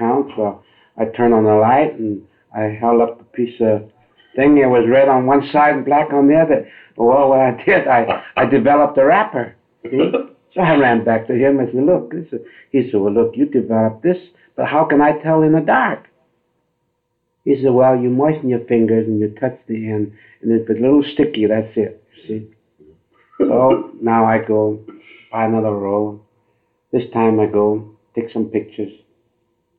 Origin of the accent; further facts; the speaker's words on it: Pasco, Washington, United States; also born or lived in Guangdong, China; Up in the state of Washington. Little town called Pasco.